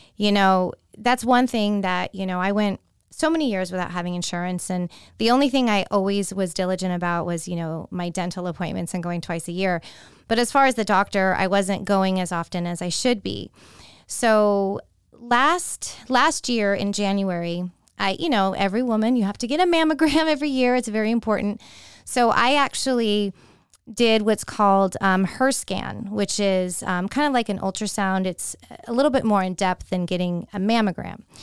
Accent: San Francisco Bay Area, California, United States; now in Tampa, United States; born and raised in the San Francisco Bay Area

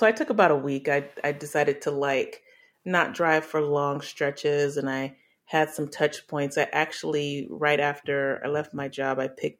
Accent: England, United Kingdom; born there; also born or lived in Delaware / Arkansas / Alaska / Louisiana; So I was born in England and we lived in Delaware, Arkansas, Alaska, then Louisiana. My parents are originally from Louisiana.

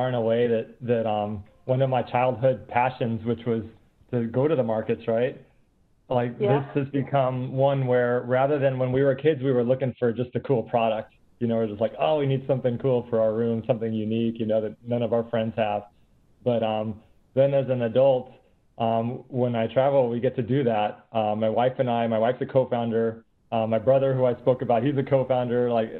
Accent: San Antonio, Texas, United States; We were growing up in the States. My parents were living in San Antonio, Texas. And my mom, being Peruvian

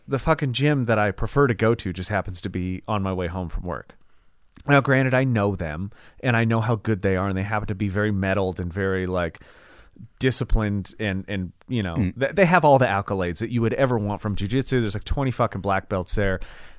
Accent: the South, United States; Well, because I'm from the South and I don't read too good, I'm just going to read the title and that'll do it for me.

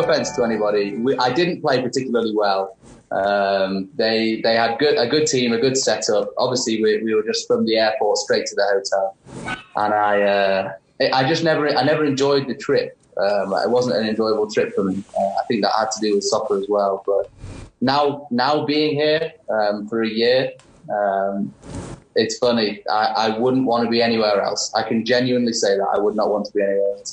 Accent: Warrington, North West England, United Kingdom; moved away as an adult; also born or lived in Charlotte, North Carolina; now in New Mexico, United States; my hometown, Warrington

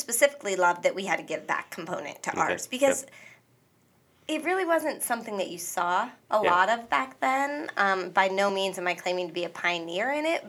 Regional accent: Northwest Pennsylvania, United States; I came from Northwest Pennsylvania. My family grew up working in mills and factories

